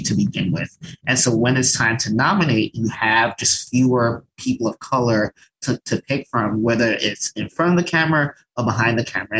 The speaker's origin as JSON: {"language": "English", "country": "Nigeria", "said": "as a Nigerian"}